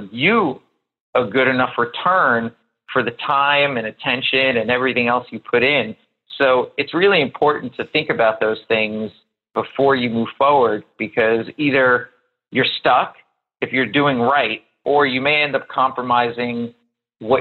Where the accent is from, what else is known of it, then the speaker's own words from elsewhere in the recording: New York, United States; also born or lived in Miami; I'm based in New York. I'm from New York